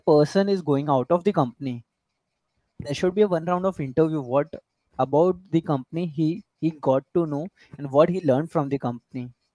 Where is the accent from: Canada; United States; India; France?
India; I'm an Indian.